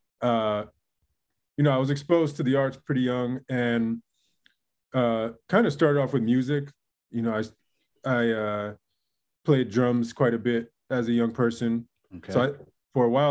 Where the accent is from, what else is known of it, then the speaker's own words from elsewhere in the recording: San Francisco, California, United States; now in Brooklyn, United States; community that I was raised in. It was early 80s in the heart of San Francisco, was called the Mission District